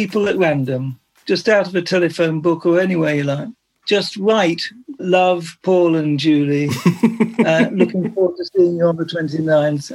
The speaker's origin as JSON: {"language": "English", "town": "Bexhill-on-Sea", "region": "South East England", "country": "United Kingdom", "tie": "born or raised there", "said": "I was brought up in Bexhill. I lived in Bexhill-on-Sea"}